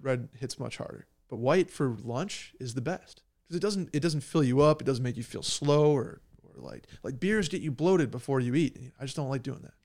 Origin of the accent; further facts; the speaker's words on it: Upstate New York, United States; I am from New York